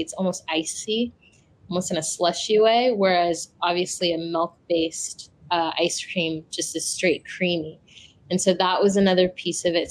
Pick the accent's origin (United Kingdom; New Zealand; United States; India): United States; I'm from Ghana. Um, I'm West African, but I was born and raised here in the States